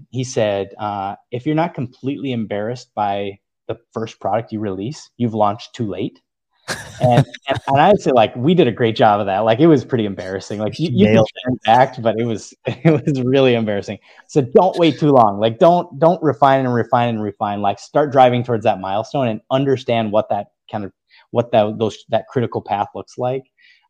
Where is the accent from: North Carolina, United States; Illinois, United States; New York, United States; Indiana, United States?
North Carolina, United States; So I'm originally from North Carolina. I was a military brat, and my sister actually lives in the Charlotte area on Lake Norman.